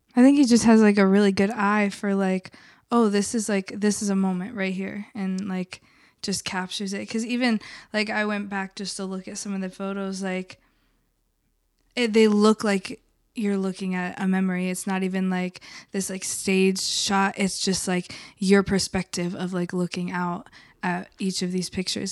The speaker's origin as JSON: {"language": "English", "region": "the South", "country": "United States", "tie": "born or raised there", "moved": "yes", "lives_now": "Philadelphia, United States", "said": "I grew up in the South where there was not even buses where I grew up"}